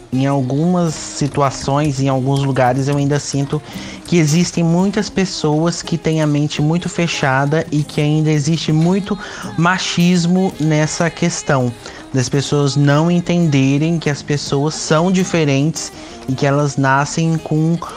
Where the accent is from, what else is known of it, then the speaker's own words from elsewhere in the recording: Linhares, Espírito Santo, Brazil; tenho 23 anos, nasci e cresci em Linhares, onde eu vivo também atualmente.